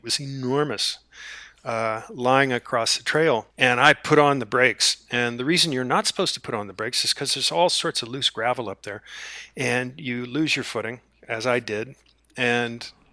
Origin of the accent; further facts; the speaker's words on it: Charlottesville, Virginia, United States; my hometown of, or just outside of my hometown in Virginia, Charlottesville